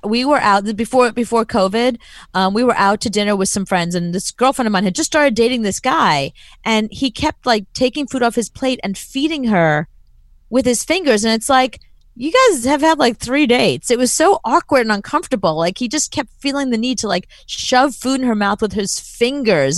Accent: United States; being an American

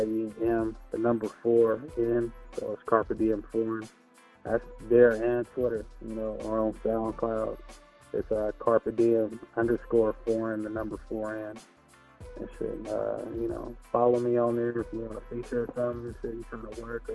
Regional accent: Los Angeles, California, United States; Los Angeles, California, born and raised

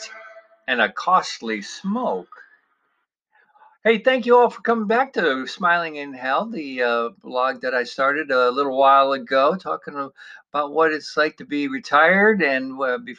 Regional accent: Parma, Ohio, United States; as a young lad in the 1960s growing up in the Cleveland suburb of Parma, Ohio

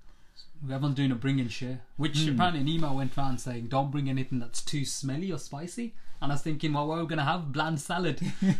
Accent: United Kingdom; people like us growing up as British Asians

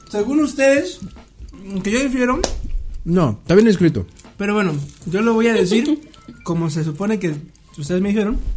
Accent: Mexico; esa fue mi duda como ignorante mexicano

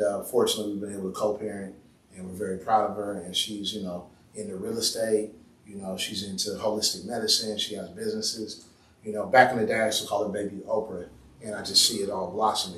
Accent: Oakland, California, United States; we're from West Oakland, my dad and my mom's side.

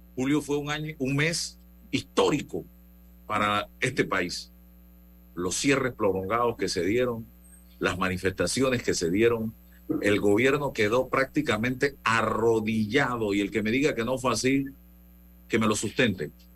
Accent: Panama; como sociedad panameña

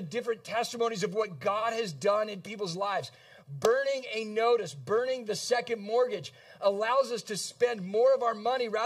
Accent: San Diego, California, United States; now in Kalamazoo, United States; I grew up in San Diego, California

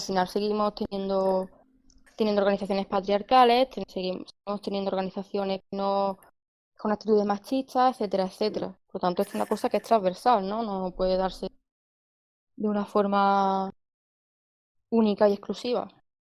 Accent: Andalusia, Spain; como andaluza que somos

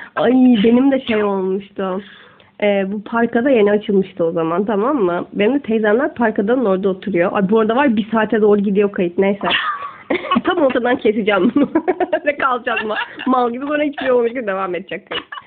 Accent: Istanbul, Turkey; also born or lived in Gaziosmanpaşa / Sultangazi; Ben Esenler'de doğmuşum

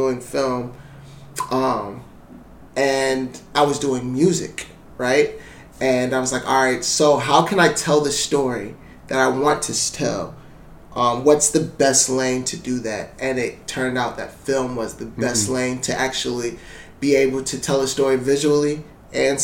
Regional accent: Ann Arbor, Michigan, United States; also born or lived in Columbus; I'm originally from Ann Arbor, Michigan

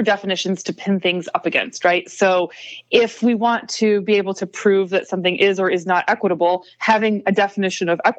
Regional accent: Independence, Iowa, United States; I grew up in Independence, Iowa.

